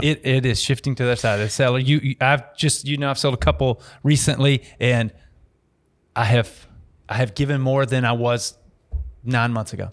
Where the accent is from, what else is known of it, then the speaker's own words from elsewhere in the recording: Dallas, Texas, United States; I grew up in Dallas going to Mav games